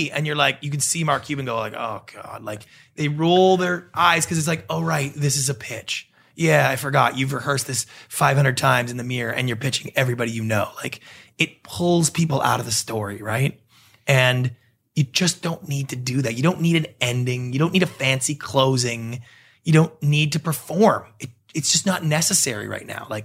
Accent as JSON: {"language": "English", "country": "Canada", "moved": "as an adult", "lives_now": "Los Angeles, United States", "said": "I'm a Canadian."}